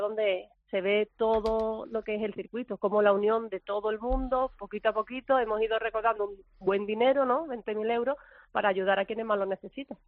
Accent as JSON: {"language": "Spanish", "area": "Valderrama", "region": "Andalusia", "country": "Spain", "said": "Valderrama, de, mi tierra"}